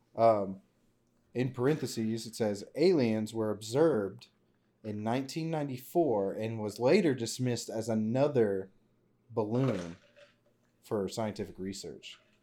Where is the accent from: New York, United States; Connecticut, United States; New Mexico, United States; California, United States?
New Mexico, United States; Roswell; I was born in Roswell, nineteen ninety-four.